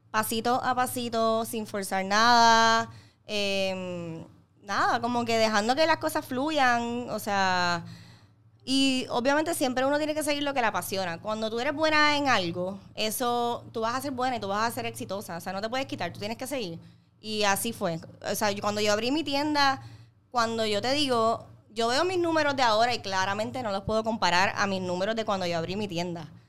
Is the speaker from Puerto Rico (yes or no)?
yes; Ponce, Puerto Rico; now in Bayamón, Puerto Rico; me acabo de mudar a Bayamón, vengo de Ponce